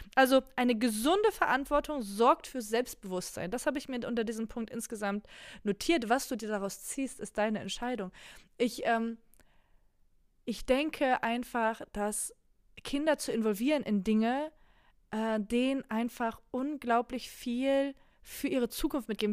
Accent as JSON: {"language": "German", "country": "Germany", "tie": "born or raised there", "first_language": "Polish", "second_language": "German", "said": "ich bin in Deutschland geboren. Meine Mama hat nur Polnisch mit mir gesprochen"}